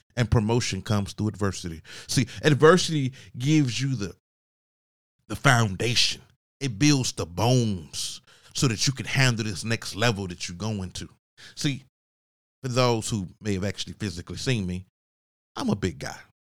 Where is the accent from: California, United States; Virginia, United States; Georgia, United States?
Georgia, United States; Augusta; moved away; I wasn't living in Augusta, I'm from Augusta, Georgia